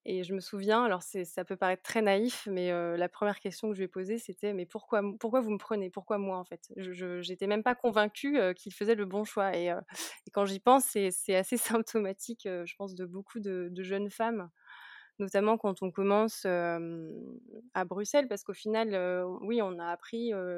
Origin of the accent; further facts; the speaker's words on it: Lyon, Auvergne-Rhône-Alpes, France; also born or lived in Münster, Germany / Warsaw, Poland / Brussels, Belgium; now in Lille, France; moi je viens de la région lyonnaise, donc de Lyon